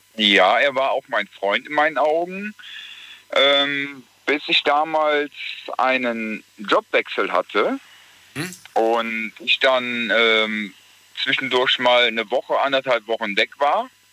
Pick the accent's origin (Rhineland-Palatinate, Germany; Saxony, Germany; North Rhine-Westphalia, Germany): North Rhine-Westphalia, Germany; Gelsenkirchen; ich komme aus Gelsenkirchen